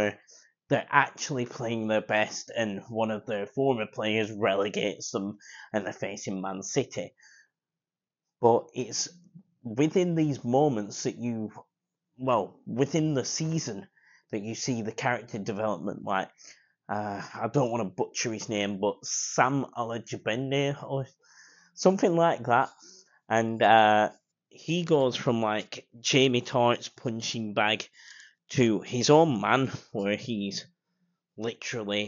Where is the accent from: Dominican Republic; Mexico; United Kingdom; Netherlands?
United Kingdom; I'm British.